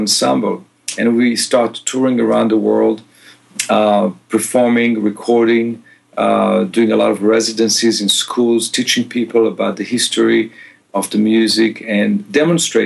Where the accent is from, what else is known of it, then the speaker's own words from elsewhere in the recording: Israel; moved away as an adult; also born or lived in Boston; now in Los Angeles, United States; I was born and raised in Israel